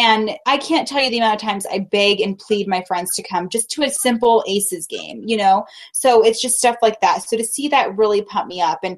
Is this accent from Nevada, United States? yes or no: yes; Reno, Nevada, United States; I was raised in Reno